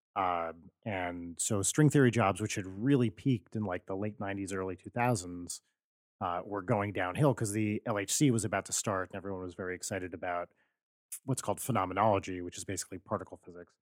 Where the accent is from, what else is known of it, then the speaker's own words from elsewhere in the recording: New Jersey, United States; moved away; I grew up in New Jersey